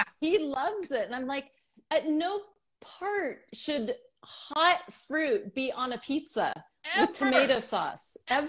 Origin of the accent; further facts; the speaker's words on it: California, United States; part of my life, I grew up in the Bay Area and I know the Bay and I know how choppy that water gets.